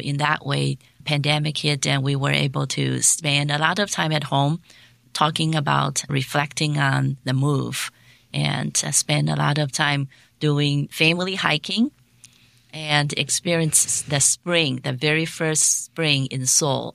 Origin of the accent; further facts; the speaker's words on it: Taiwan; moved away as an adult; also born or lived in Hong Kong; now in South Korea; I am a, a native Taiwanese.